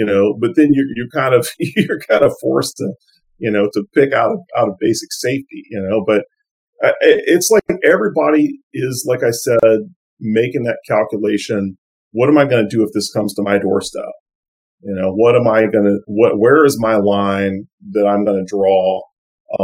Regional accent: Lake Charles, Louisiana, United States; my hometown of Lake Charles

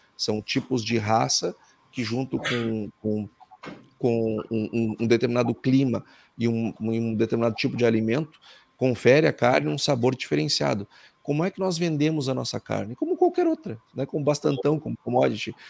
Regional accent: Brazil; Eu, como brasileiro

